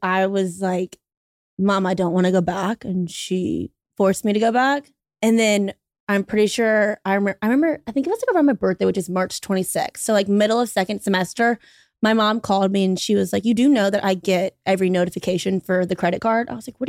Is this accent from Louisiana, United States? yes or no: yes; Baton Rouge, Louisiana, United States; We are both from Baton Rouge, Louisiana.